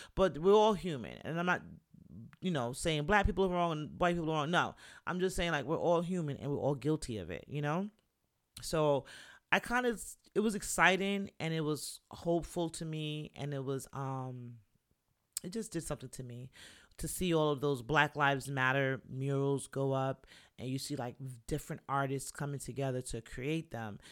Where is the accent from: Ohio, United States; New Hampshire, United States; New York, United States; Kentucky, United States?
New York, United States; also born or lived in Jamaica; I'm a New Yorker